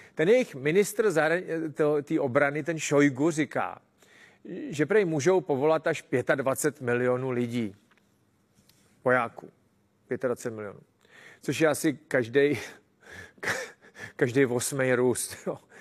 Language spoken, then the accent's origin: Czech; Czechia